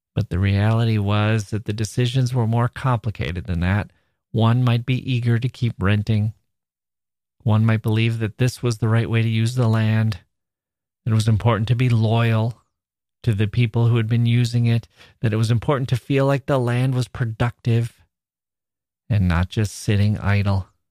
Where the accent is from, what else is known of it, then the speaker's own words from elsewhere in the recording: Wisconsin, United States; as an American